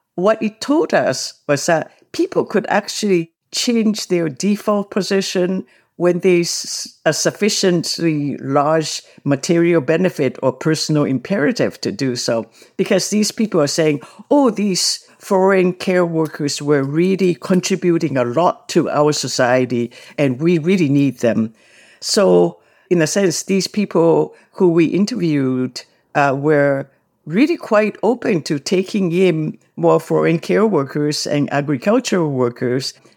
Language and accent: English; Japan; now in Canada; I grew up in Japan, and then as an adult, I also went back to Japan to work